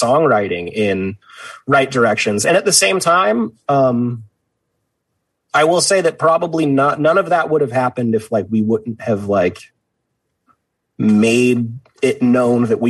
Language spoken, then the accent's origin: English; Vacaville, California, United States; I grew up in Vacaville